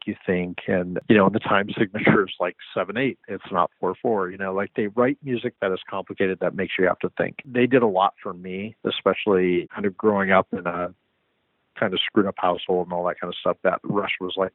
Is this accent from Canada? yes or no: no; San Diego, California, United States; now in Los Angeles, United States; growing up in San Diego